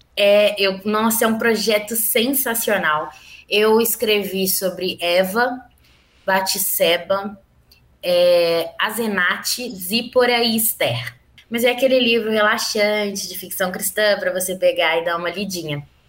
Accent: Belo Horizonte, Minas Gerais, Brazil; eu sou de Belo Horizonte, mineira, nascida e criada aqui

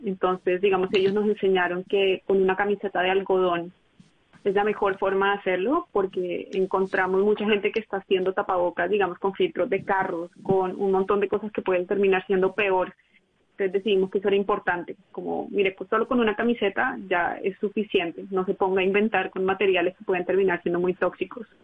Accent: Barranquilla, Atlántico, Colombia; moved away as an adult; also born or lived in United States; now in Tokyo, Japan; Yo soy barranquillera estadounidense

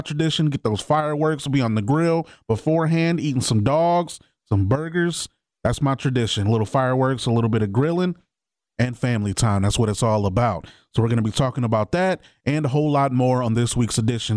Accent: Fort Wayne, Indiana, United States; moved away; my hometown, Fort Wayne

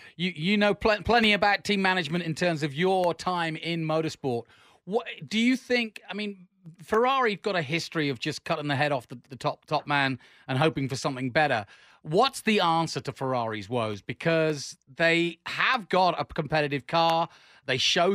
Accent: England, United Kingdom; I'm an Englishman

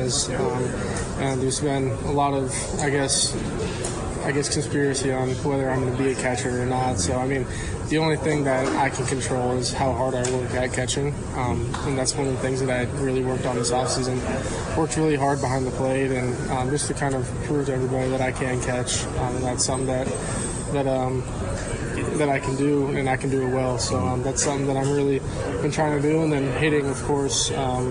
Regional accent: Kansas City, United States; my hometown team

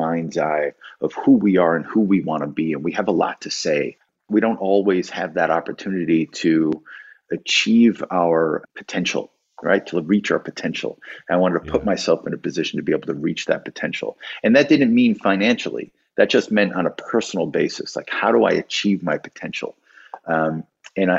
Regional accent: Oakville, Connecticut, United States; also born or lived in Waterbury, Connecticut; the town I actually grew up in is next to Waterbury, called Oakville. But I went to high school in Waterbury

